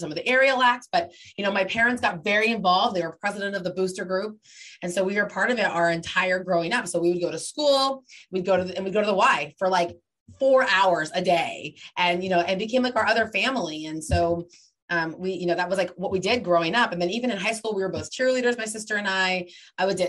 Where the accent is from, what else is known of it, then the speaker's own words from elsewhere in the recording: Redlands, California, United States; So we moved to Southern California when I was little. I was like 4, I think. My sister was 2. And a couple of years in, it was a little town called Redlands, which is in the 909